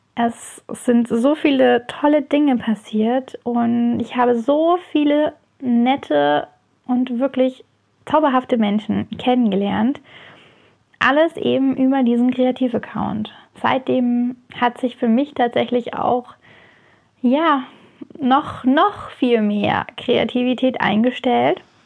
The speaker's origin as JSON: {"language": "German", "area": "near Heidelberg", "region": "Baden-Württemberg", "country": "Germany", "said": "ich komme aus der Nähe von Heidelberg"}